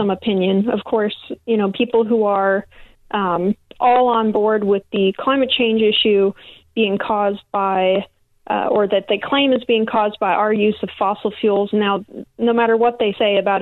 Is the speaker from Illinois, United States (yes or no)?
yes; Illinois, United States; moved away as an adult; also born or lived in Louisiana; I grew up in Illinois as well, only moved down south to Louisiana to work offshore, but I grew up in Illinois